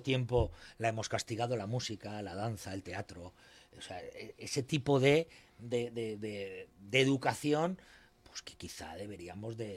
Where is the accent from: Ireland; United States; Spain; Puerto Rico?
Spain; Alicante, Valencian Community; now in Elche, Spain; yo soy de Alicante